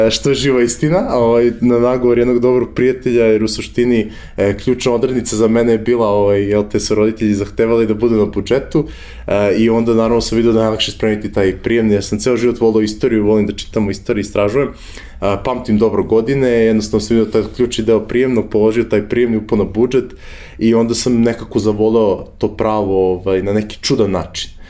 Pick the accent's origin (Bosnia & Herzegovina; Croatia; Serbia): Serbia; Belgrade; moved away as an adult; rođen sam u Beogradu 91. godine ovaj, kao svako, svako dete rođeno u tom nekom pre-post eh, ratovskom periodu ili kao poslednja generacija rođena u toj velikoj Jugoslaviji, ovaj, jel te, odrastao sam tih nesrećnih 90-ih